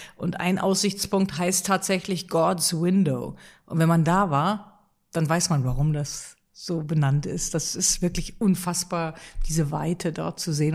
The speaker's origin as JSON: {"language": "German", "region": "Rhineland", "country": "Germany", "said": "ich als Rheinländerin"}